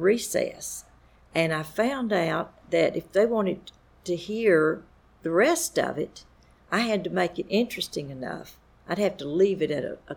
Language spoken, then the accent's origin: English; Lower Alabama, United States; moved away as an adult; now in South Carolina, United States; I grew up on a farm. It's over in the southeastern corner of Alabama